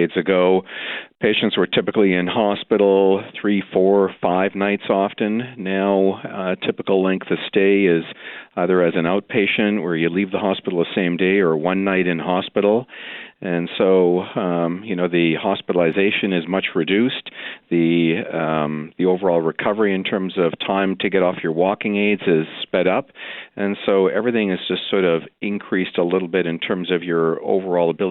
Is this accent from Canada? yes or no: yes; Saskatchewan, Canada; moved away; I actually was born and raised in Saskatchewan, so I'm well aware of cold Canadian prairie winters